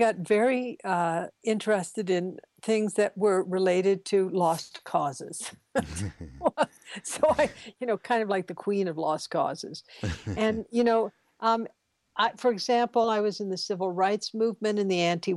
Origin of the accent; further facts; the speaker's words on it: the South, United States; I was brought up in the South, which was a very racist world